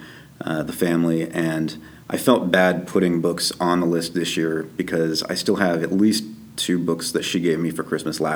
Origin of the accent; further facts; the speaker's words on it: Kansas City, Missouri, United States; moved away as an adult; now in Toronto, Canada; I'm from Kansas City